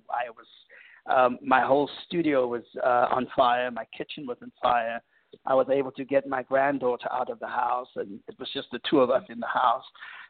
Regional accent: South Africa; moved away as an adult; now in United States; growing up in South Africa, we have so many artists from the U.S. that influence us and inspires us. And so when I arrived in the U.S.

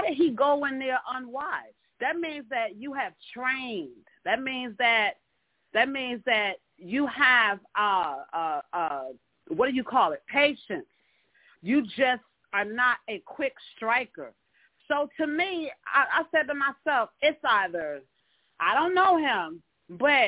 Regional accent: Newark, New Jersey, United States; now in North Charleston, United States; I'm actually calling out from North Charleston, South Carolina, but I am originally from Newark, New Jersey, Brick City

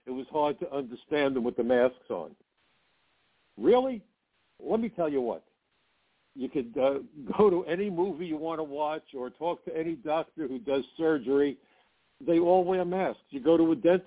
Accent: New York, United States; I'm a New Yorker

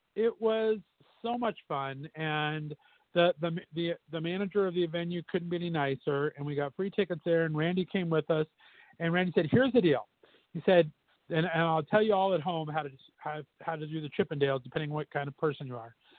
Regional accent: Southern California, United States; now in Las Vegas, United States; I grew up in Southern California, we had the San Gabriel Mountain Range

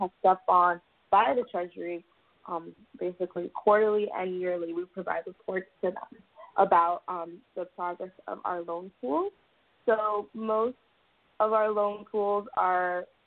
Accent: South Florida, United States; I'm actually a South Florida native

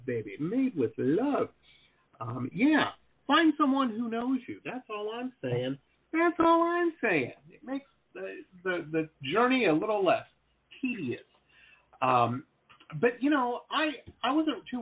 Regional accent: Detroit, Michigan, United States; now in Florida, United States; I grew up in Detroit, Michigan

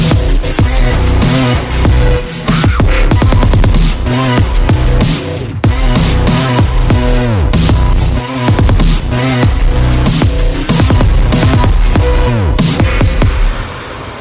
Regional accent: New York City, New York, United States; I'm from Brooklyn

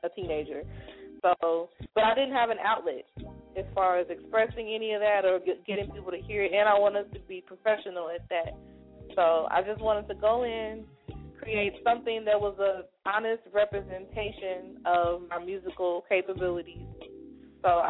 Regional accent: Chicago, Illinois, United States; now in Milwaukee, United States; I was born in Chicago. And all of my family is still there

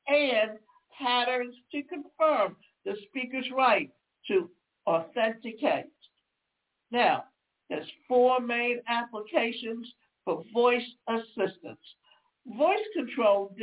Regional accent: the South, United States; accent: Southern twang; I come from the South and I have a Southern twang at times

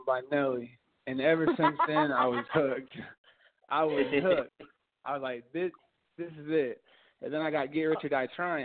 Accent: Houston, Texas, United States; now in Dallas, United States; I spent my first 20 years in Houston, and I moved to Dallas and went to college

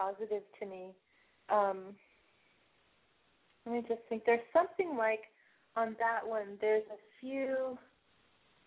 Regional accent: Seattle, Washington, United States; I grew up in Seattle, and so I went to urban school

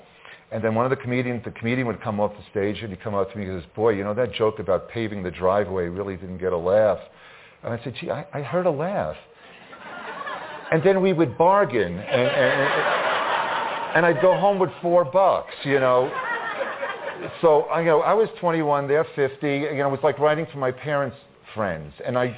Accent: Long Island, New York, United States; growing up on Long Island

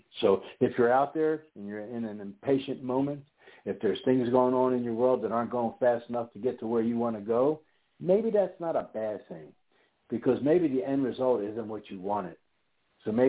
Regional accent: Pennsylvania, United States; I was born and raised in Pennsylvania

